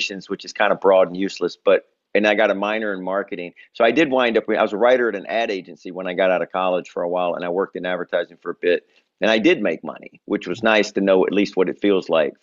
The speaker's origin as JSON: {"language": "English", "town": "Memphis", "region": "Tennessee", "country": "United States", "tie": "born or raised there", "moved": "as an adult", "lives_now": "New York, United States", "said": "I'm originally from Memphis, Tennessee. I've lived in New York now, though, for 20 years"}